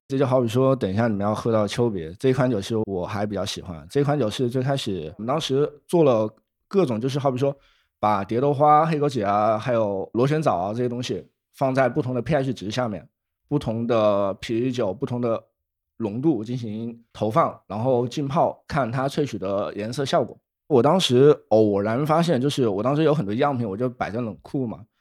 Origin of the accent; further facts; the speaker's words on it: Wuhan, Hubei, China; moved away as an adult; now in Shenzhen, China; 我从小在武汉长大